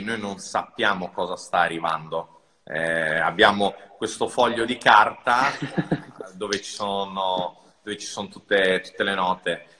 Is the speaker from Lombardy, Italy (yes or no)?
no; Rome, Lazio, Italy; sono cresciuto a Roma, eh, in centro a Roma in un appartamento minuscolo